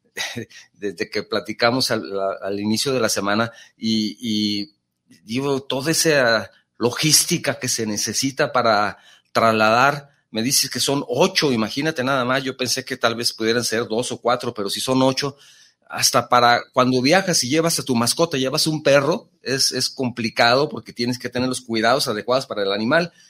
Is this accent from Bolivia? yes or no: no; Mexico; also born or lived in Jalisco; aquí en Jalisco pues tenemos charros y tenemos mariachi, tenemos tequila y son parte de la identidad de, nuestra cultura como mexicanos